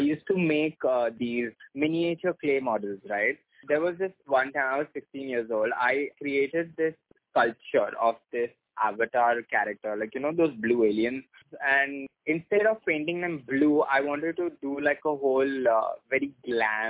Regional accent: Mumbai, Maharashtra, India; I was born and brought up in Mumbai

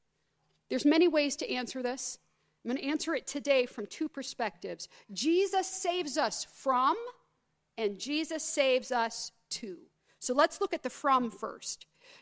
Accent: Southern United States, United States; So, I'll begin with a little story about growing up in the Deep South, which you cannot tell from the way I talk. But my mother's family is all Southern.

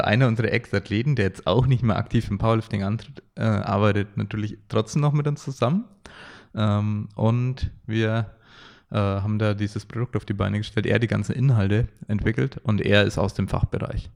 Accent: Franconia, Bavaria, Germany; Die äh, Frankenmentalität bei uns

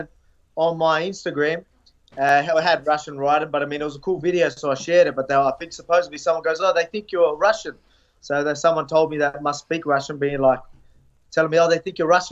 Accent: Australia; I'm from Australia

